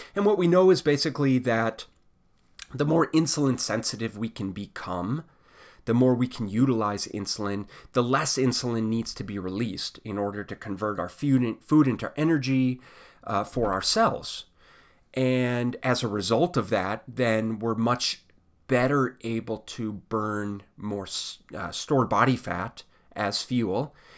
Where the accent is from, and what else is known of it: United States